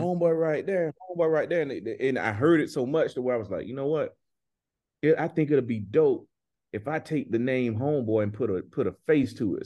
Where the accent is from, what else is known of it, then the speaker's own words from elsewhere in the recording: Griffin, Georgia, United States; I'm from a town where when I grew up, man, it was only one high school